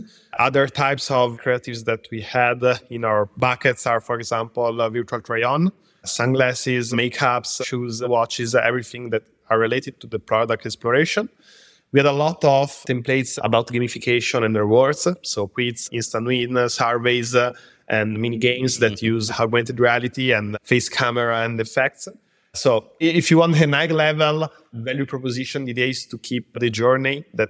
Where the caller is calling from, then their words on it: Milan, Lombardy, Italy; I'm from Milan in Italy. Our headquarters is here, and we also have another office in London.